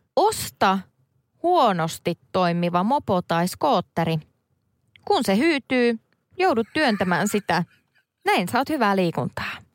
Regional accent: Central Finland, Finland; moved away; keskellä Suomea, mistä mä oon kotoisin

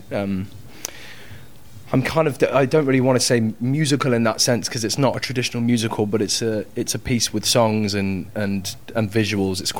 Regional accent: Coventry, West Midlands, United Kingdom; I'm from Cov, uh, Coventry

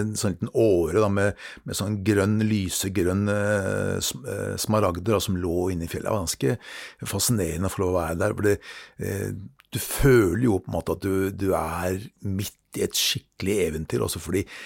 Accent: Norway; meg som nordmann

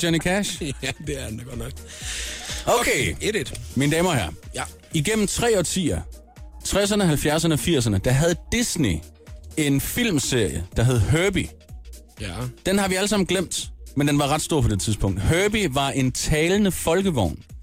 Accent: Gram, Southern Denmark, Denmark; moved away; jeg er jo ligesom øh, vokset op i den sydlige del af Danmark

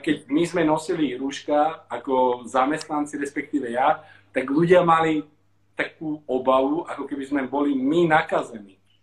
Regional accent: Slovakia; moved away as an adult; now in Sydney, Australia; ja milujem Slovensko a raz sa tam vrátim, na dôchodok určite

